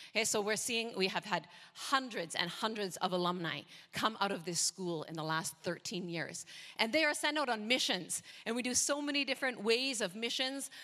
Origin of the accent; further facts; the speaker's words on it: Canada; moved away as an adult; also born or lived in North America; now in Indonesia; I'm, I'm Canadian, so if I sound a bit different, okay, that's why